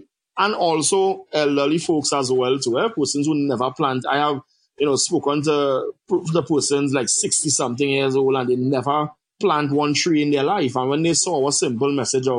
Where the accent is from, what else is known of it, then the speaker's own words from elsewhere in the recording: Siparia, Trinidad & Tobago; I'm from Trinidad and Tobago, south of the island, Siparia. Some people might say Siparia, but the writing is Siparia. I grew up on a farm.